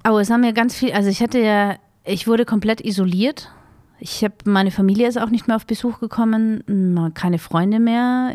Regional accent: Vienna, Austria; ich bin ja in Wien groß geworden

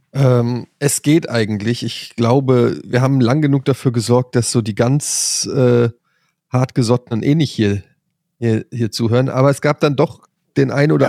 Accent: Frankfurt, Hesse, Germany; ich komme aus Frankfurt, da wurde das nicht an der Schule beigebracht

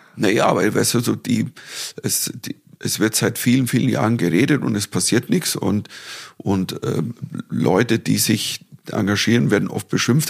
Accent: Dorfen, Bavaria, Germany; nach Dorfen kamen, in meine Heimatstadt

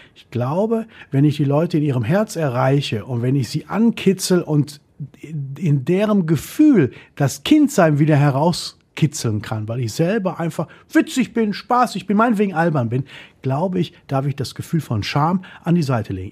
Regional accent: Essen, North Rhine-Westphalia, Germany; Ich wurde in Essen geboren, in Altenessen habe ich gewohnt und gelebt als Kind

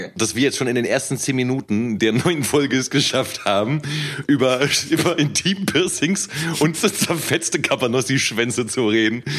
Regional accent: Cologne, North Rhine-Westphalia, Germany; moved away; ich komme ja ursprünglich aus Köln

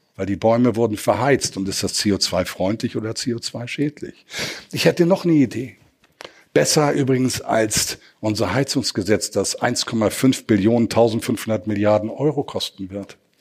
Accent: Hamburg, Germany; now in Worpswede, Germany; Ich bin Norddeutscher, ich lebe im Künstlerdorf Horbswede, ich bin Hamburger, gebürtig.

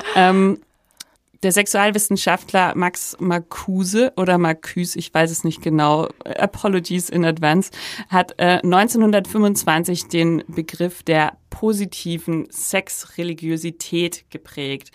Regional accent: Upper Bavaria, Germany; Also ich komme aus Oberbayern und habe es trotzdem geschafft, ähm, nicht katholisch getauft zu werden und so aufzuwachsen

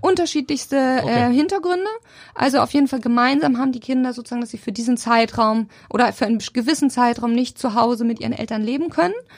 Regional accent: Sommerland, Schleswig-Holstein, Germany; also born or lived in Elmshorn; now in Hamburg, Germany; ich tatsächlich bin gar nicht so richtig gebürtige Elmshornerin, sondern bin total auf dem Dorf aufgewachsen

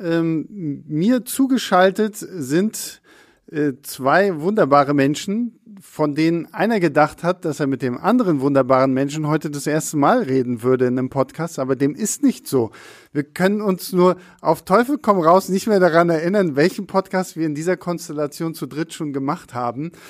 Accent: Rostock, Mecklenburg-Vorpommern, Germany; bei uns in Rostock

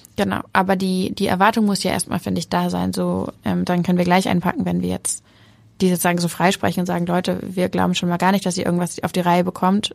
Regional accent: Hamburg, Germany; ich bin Hamburgerin, ich bin so sehr Hamburgerin

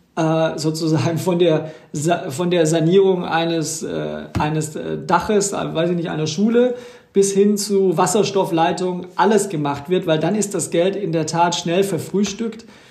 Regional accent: Ruhr area, North Rhine-Westphalia, Germany; bei uns im Ruhrgebiet

